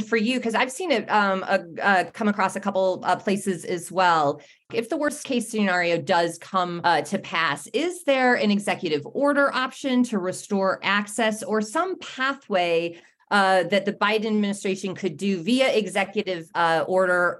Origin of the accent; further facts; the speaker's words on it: Midwest, United States; My Midwestern heart